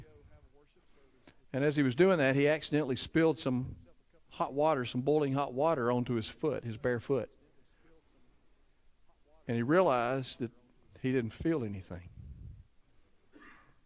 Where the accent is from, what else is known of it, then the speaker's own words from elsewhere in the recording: Cleveland, Mississippi, United States; I grew up in Emmanuel Baptist Church in Cleveland, Mississippi.